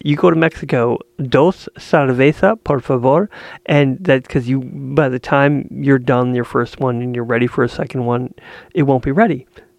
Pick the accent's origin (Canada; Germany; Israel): Canada; I'm from Canada.